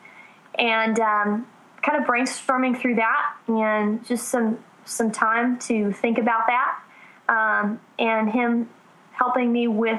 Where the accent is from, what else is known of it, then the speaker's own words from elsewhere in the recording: Southern California, United States; I'm from Southern California, so L.A. is a lot closer than Nashville